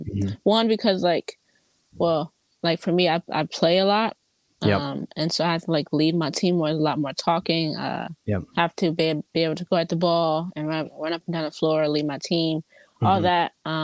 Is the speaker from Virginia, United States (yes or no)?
no; Memphis, Tennessee, United States; also born or lived in Columbus, Ohio / Texas; So I am from Columbus, Ohio, but I grew up in Memphis and in Texas. So we kind of moved around a lot.